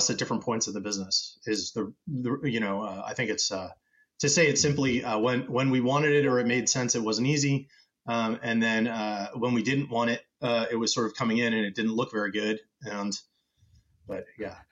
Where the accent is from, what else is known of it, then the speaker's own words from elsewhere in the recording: United States; So I'm originally American, but I'm half Brazilian.